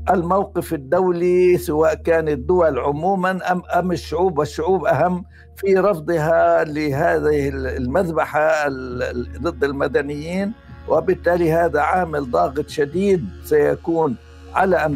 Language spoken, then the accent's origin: Arabic; Palestine; إحنا في حالة جيدة جداً كفلسطينيين